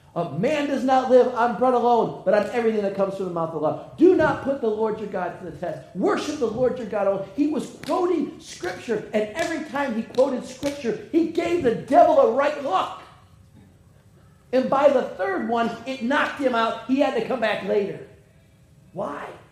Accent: United States; I'm an American

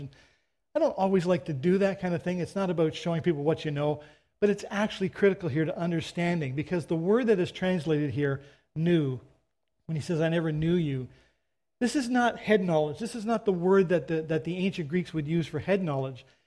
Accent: Canada; I'm a Canadian

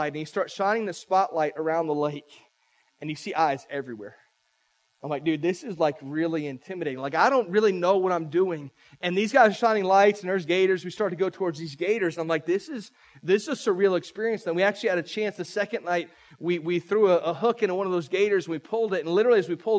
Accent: St. Petersburg, Florida, United States; moved away as an adult; now in Polk County, United States; I'm a St. Pete boy. I grew up in St. Pete about an hour and a half from here.

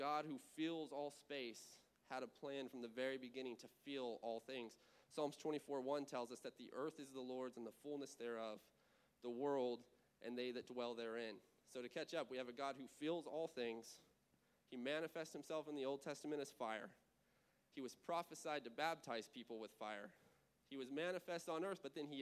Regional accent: California, United States; moved away; California because it's still burning out there. It's my home state

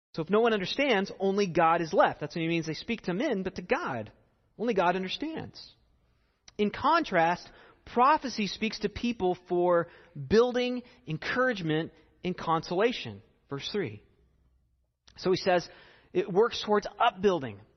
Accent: United States

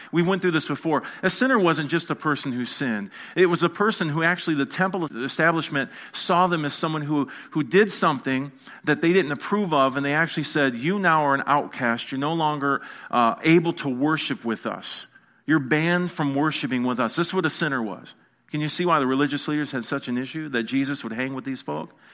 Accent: United States; I'm an American

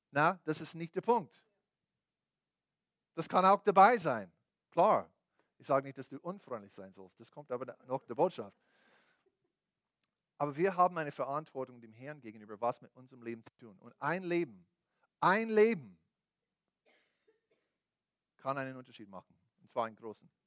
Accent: United States; born there; Deswegen bin ich in den USA geboren, bin ich so groß und, und, und, was auch immer.

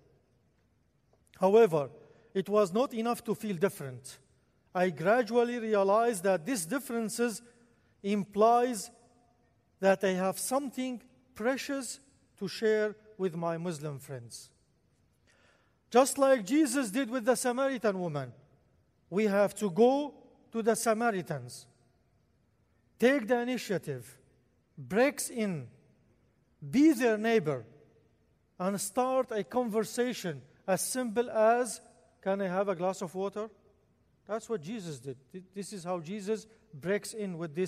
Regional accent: Al-Malikiyah, Al-Hasakah Governorate, Syria; first language Arabic; English is a second language; moved away as an adult; also born or lived in Damascus, Syria; now in United States; I was born in a small town northeast Syria, right at the border, at the corner between Turkey and Iraq. In a small town, this small town called Al-Malikiya, also called as Derik. In 1986, at age of 14, I left my hometown

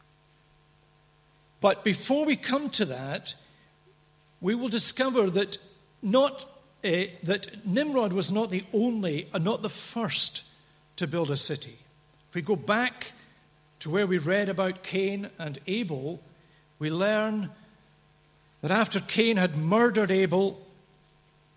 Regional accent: Dundee, Scotland, United Kingdom; I was brought up as a boy, not very far from here, across the water, 12 miles away in Dundee

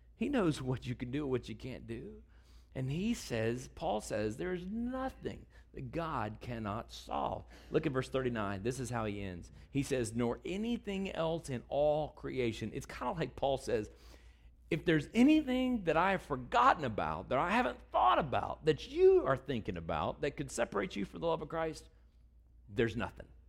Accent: Texas, United States; I'm from Texas

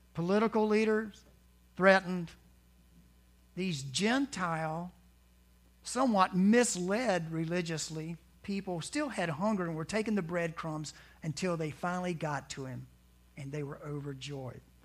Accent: the South, United States; growing up in the South

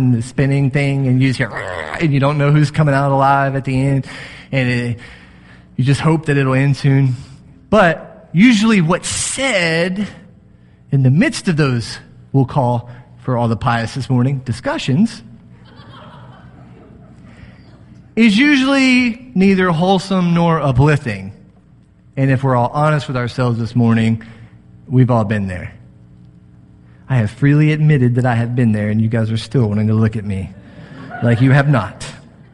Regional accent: Texas, United States; moved away; I'm from Texas

